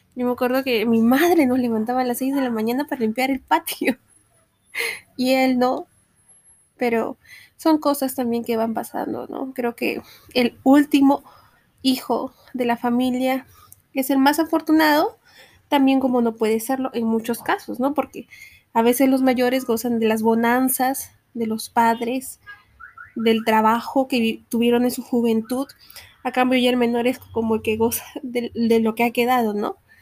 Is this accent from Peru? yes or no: yes; Peru; soy peruana, una peruana muy orgullosa.